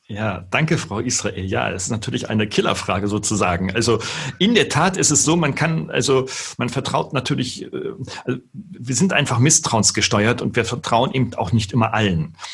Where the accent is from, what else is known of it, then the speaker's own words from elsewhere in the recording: Wolfsburg, Lower Saxony, Germany; Nun bin ich gebürtiger Norddeutscher. Ich komme aus Niedersachsen in Wolfsburg geboren